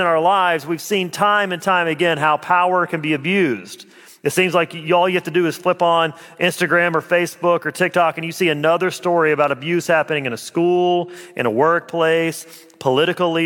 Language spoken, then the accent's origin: English; Alabama, United States; moved away as an adult; also born or lived in Jamaica Plain, Boston; now in Boston, United States; I'm from Alabama.